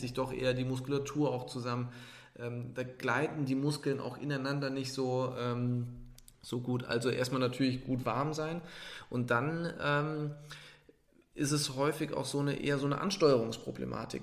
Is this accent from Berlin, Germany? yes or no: no; Trier, Rhineland-Palatinate, Germany; moved away; Trier ist an sich ein Nest da bin ich groß geworden in dem Dorf